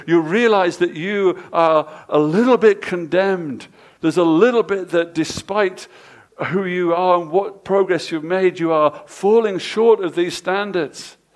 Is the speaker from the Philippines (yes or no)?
no; England, United Kingdom; Us English people